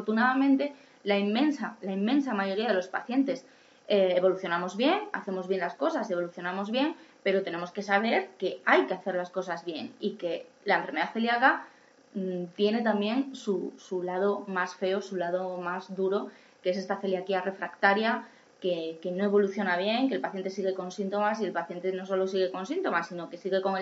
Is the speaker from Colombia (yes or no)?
no; Asturias, Spain; now in Madrid, Spain; A mí cuando yo me vine a Madrid de Asturias no me lo hacían eh, y lo pedí yo y mi médico entendió perfectamente que me lo tenía que hacer y desde entonces, y llevo aquí 20 años